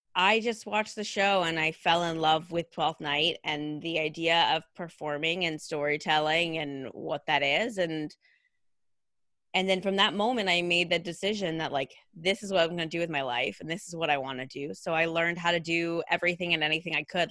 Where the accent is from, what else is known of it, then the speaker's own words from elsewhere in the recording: Redding, California, United States; I grew up in Redding, California